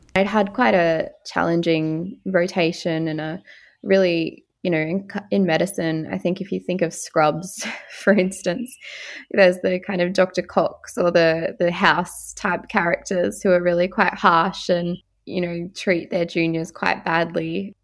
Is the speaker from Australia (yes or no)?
yes; Far North Queensland, Australia; I'm originally from Far North Queensland